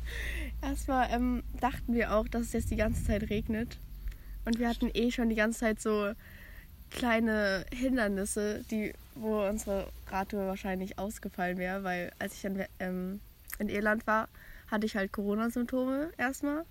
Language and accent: German; village near Frankfurt, Hesse, Germany; das Dorf, wo ich herkomme